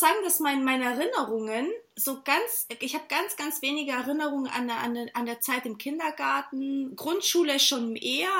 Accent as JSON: {"language": "German", "area": "near Stuttgart", "region": "Baden-Württemberg", "country": "Germany", "tie": "born or raised there", "moved": "as an adult", "lives_now": "Hamburg, Germany", "said": "ich bin tatsächlich in der Nähe von Stuttgart aufgewachsen, auch in einem kleinen Dorf"}